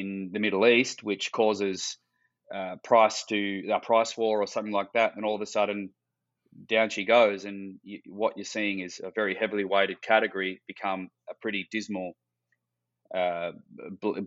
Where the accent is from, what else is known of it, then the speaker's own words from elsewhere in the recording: Western Australia, Australia; growing up in Western Australia